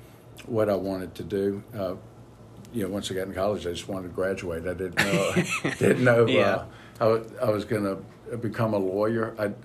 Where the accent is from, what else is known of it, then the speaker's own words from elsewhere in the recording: Alexandria, Louisiana, United States; moved away as an adult; also born or lived in New Orleans, Louisiana; now in Monroe, United States; I grew up in Alexandria and graduated from Ash, Alexandria Senior High.